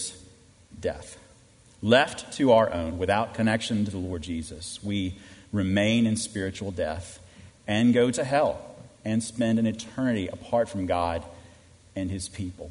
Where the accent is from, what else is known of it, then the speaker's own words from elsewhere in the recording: Minnesota, United States; I was born in Minnesota